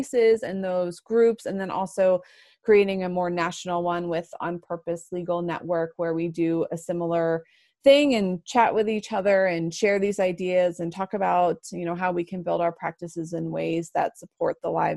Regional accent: Florida, United States; moved away as an adult; also born or lived in Atlanta, Georgia; now in Colorado, United States; I went to law school in Atlanta and I'm from Florida

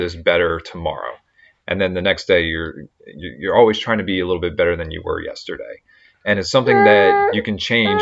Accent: Baltimore, Maryland, United States; we're from the Baltimore area.

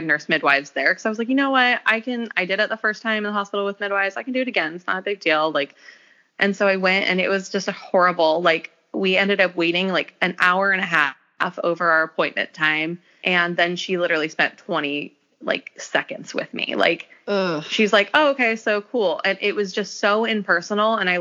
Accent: Las Vegas, Nevada, United States; moved away as an adult; also born or lived in Memphis / Portland; we ended up moving to Vegas, which is where I'm from.

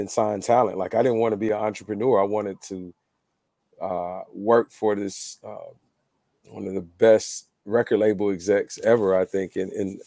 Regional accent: the South, United States; I'm from the South, so we say white.

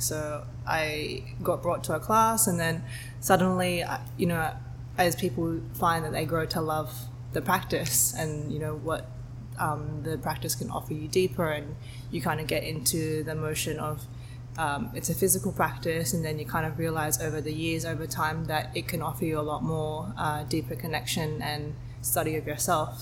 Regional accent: Sydney, New South Wales, Australia; moved away as an adult; also born or lived in Hong Kong / Singapore; I was born in Sydney. I grew up in Sydney most of my life

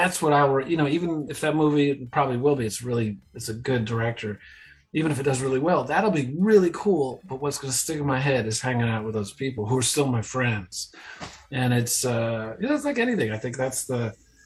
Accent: United States; also born or lived in New York City; I grew up, about an hour outside of New York

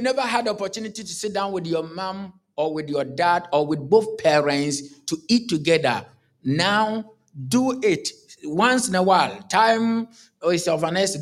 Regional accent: Kumasi, Ashanti, Ghana; I come from Ghana, born and bred in Ghana

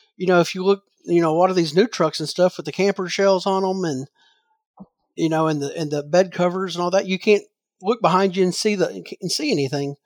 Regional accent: Southern Illinois, United States; moved away as an adult; growing up in Southern Illinois

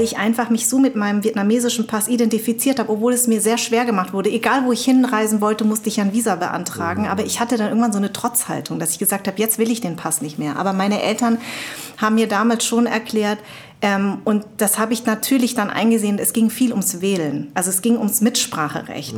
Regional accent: Darmstadt, Hesse, Germany; Darmstadt ist ja auch mein Geburtsort.

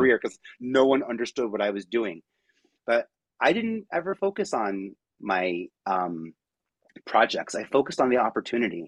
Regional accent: New York City, New York, United States; I'm from Staten Island, so 5,000 people in my high school

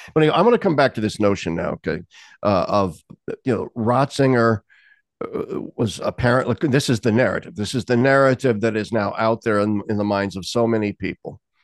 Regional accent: Lincoln, Nebraska, United States; moved away; my hometown of Lincoln, Nebraska

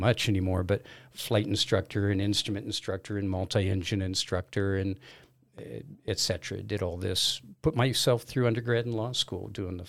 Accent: Los Angeles, California, United States; moved away as an adult; also born or lived in Caribbean; I am originally from Los Angeles, left there in, 72 or 4 or something like that. Moved to the Caribbean, worked on sailboats down there for a couple of years

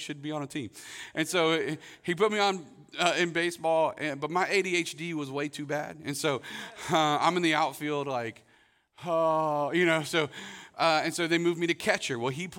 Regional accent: Winter Haven, Florida, United States; I grew up in Winter Haven, Florida.

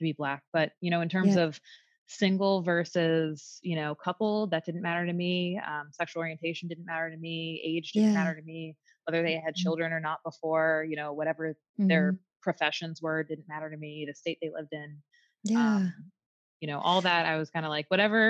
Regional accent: the North, United States; now in the South, United States; So I grew up in the North, but I currently live in the South.

